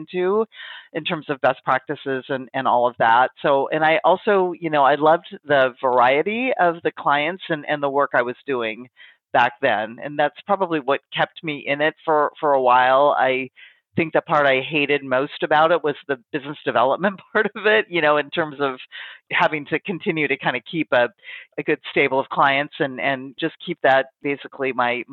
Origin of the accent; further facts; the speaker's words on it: Pacific Northwest, United States; I've kind of born and raised in the Pacific Northwest, which is where I've spent all of my life.